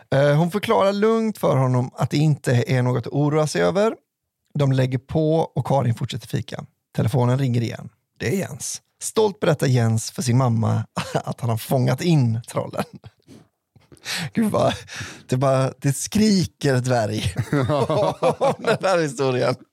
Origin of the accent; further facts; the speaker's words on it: Skellefteå, Västerbotten County, Sweden; Här kommer en historia från min hemkommun Skellefteå.